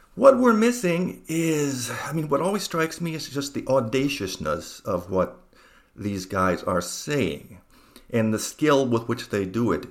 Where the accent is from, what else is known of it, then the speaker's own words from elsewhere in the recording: United States; moved away; also born or lived in Montreal; I'm American